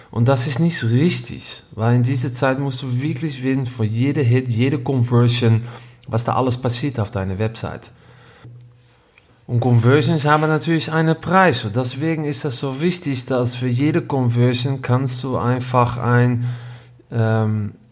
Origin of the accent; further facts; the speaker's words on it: Netherlands; German is a second language; Ich bin Holländer.